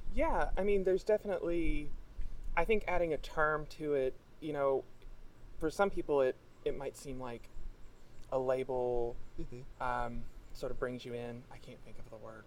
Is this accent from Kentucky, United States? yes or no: yes; Kentucky, United States; born or raised there; moved away as an adult; now in Massachusetts, United States